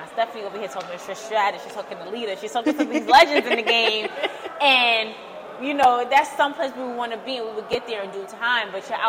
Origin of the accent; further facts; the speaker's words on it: Brooklyn, New York, United States; New York welcomes you. I'm from Brooklyn. We're in Brooklyn, so you're good with me.